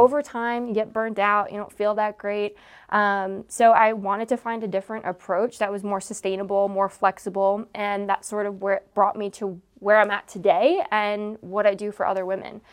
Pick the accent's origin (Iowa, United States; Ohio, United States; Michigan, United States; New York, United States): New York, United States; Long Island; growing up in Long Island